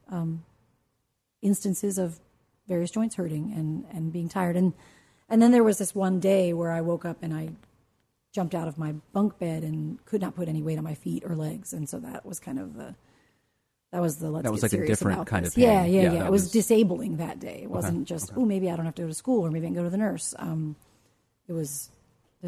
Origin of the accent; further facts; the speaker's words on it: Washington, District of Columbia, United States; I grew up in the Washington area